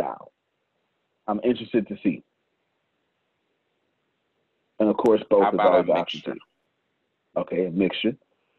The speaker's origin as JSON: {"language": "English", "country": "Nigeria", "said": "I'm from Nigeria. I would love to be a part of this, but I don't know if I'm eligible for the opportunity. Yes, you are. I am Nigerian."}